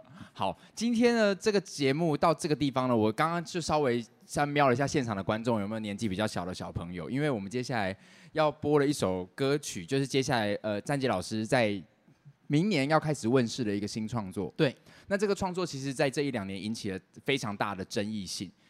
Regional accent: Taiwan; 我们台湾人

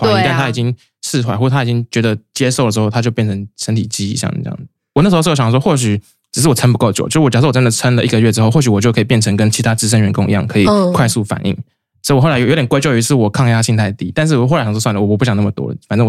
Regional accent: Kaohsiung, Taiwan; also born or lived in Taipei; 我是高雄人。

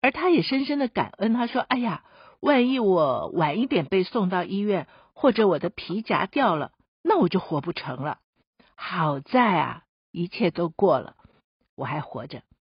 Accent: Taiwan; 我们自己住在台湾的人，我们台湾人

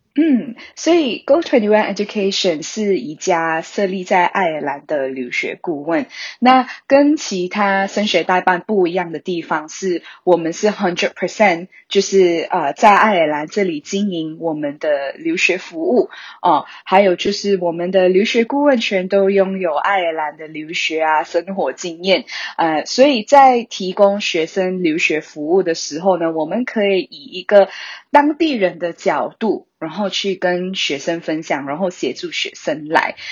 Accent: Malaysia; now in Ireland; 我本身是马来西亚人，你应该可以听得出我的口音

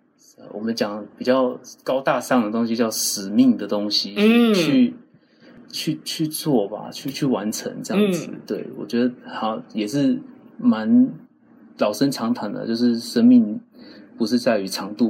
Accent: Pitou, Changhua County, Taiwan; 我在彰化。

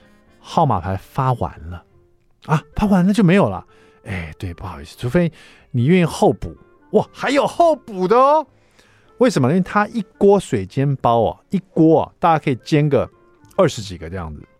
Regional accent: Hsinchu, Taiwan; 我们也是新竹来的啊，你们也是新竹来的？新竹是美食沙漠，是不是？

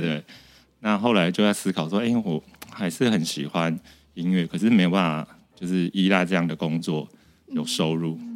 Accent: Sanchong, New Taipei, Taiwan; 我真的是一个从小在菜，三重菜市场长大的小孩

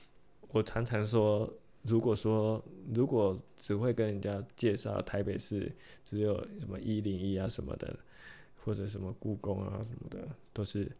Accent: Taipei, Taiwan; also born or lived in Chiayi; 因为我在北投生活，我在北投长大。

